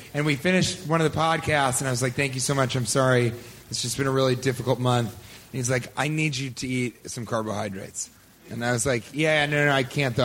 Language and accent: English; Colorado, United States; I grew up in Colorado, in the plains of Colorado